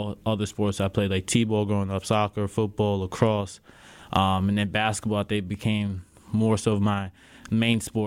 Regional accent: New York, United States; growing up in New York, there's smack talk left and right.

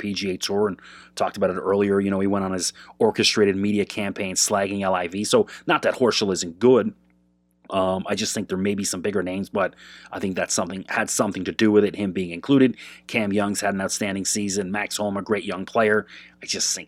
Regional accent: Canada; I'm Canadian

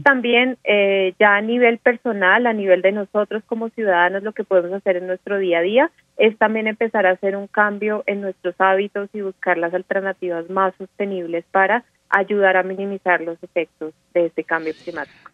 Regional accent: Colombia

